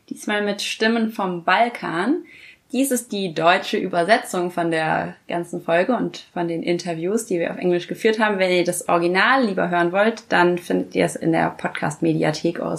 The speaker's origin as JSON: {"language": "German", "region": "Bucharest", "country": "Romania", "said": "hier weißt du überhaupt, was das ist, wenn ich sage, ich komme aus Bukarest"}